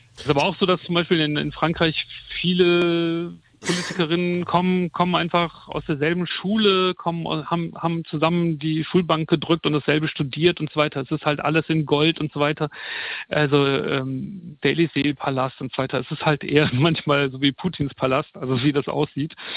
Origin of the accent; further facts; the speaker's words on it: Germany; also born or lived in France; als Deutscher